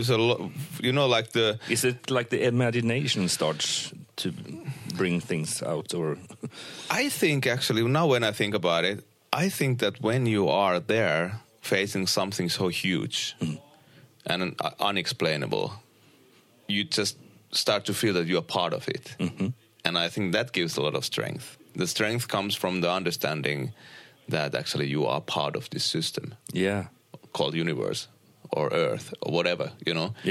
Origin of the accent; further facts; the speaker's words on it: Uusimaa, Finland; uh, close to Helsinki